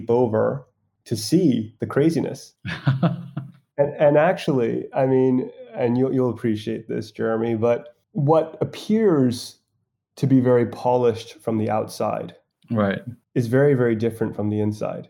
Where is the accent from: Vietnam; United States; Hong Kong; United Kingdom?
Hong Kong; I'm originally from Hong Kong